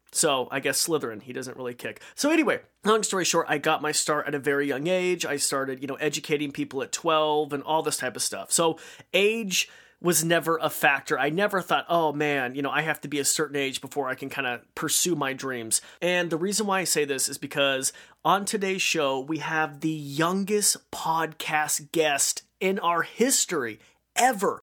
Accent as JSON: {"language": "English", "region": "Idaho", "country": "United States", "said": "I'm from Idaho"}